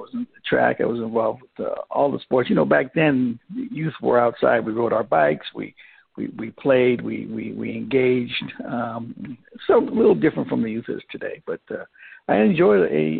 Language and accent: English; St. Lucia; now in Vallejo, United States; Well, originally I am from St. Lucia, a little tiny island in the Caribbean. And I migrated to here some time ago via my parents in Daly City, California. And I currently reside in Vallejo, California